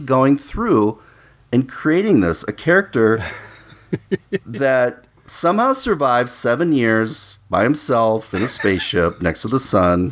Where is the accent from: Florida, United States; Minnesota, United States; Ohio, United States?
Minnesota, United States; growing up in Minnesota